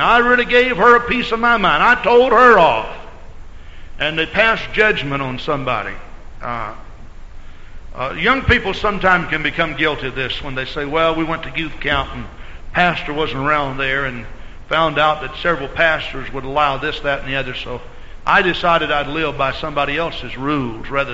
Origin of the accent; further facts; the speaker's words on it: Texas, United States; moved away as an adult; I grew up in Texas and lived there 28 years of my life.